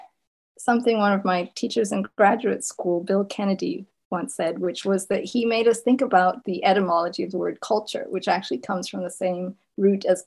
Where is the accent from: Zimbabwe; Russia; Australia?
Zimbabwe; first language Shona; English is a second language; moved away as an adult; now in United States; my first language had been Shona, growing up in Zimbabwe